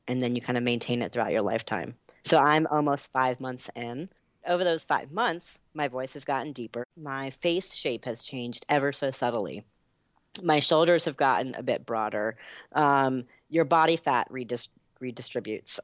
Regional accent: Asheville, North Carolina, United States; moved away as an adult; also born or lived in Boston; now in Washington, D.C., United States; I grew up in North Carolina, specifically Western North Carolina. So in the mountains, um, is where I call home in Asheville.

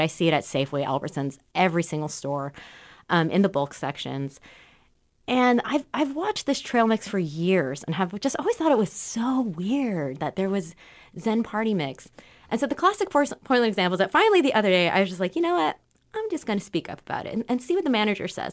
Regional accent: Southern California, United States; now in Portland, United States; I grew up in Southern California where there's a lot of Asian American immigrants

